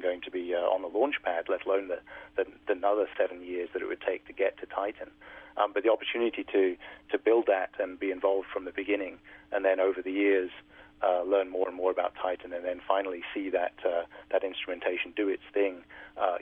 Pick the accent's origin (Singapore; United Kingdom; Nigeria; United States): United Kingdom; being a Brit growing up in Europe